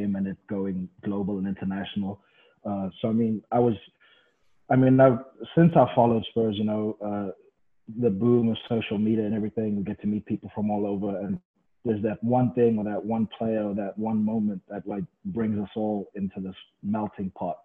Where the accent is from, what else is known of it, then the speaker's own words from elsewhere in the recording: South Africa; originally I'm from South Africa